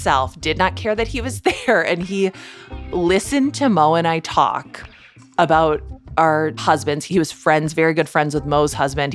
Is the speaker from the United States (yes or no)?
yes; Midwest, United States; I grew up in the Midwest.